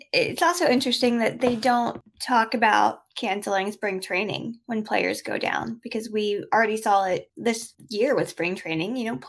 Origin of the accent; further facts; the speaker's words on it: United States; I am from the United States.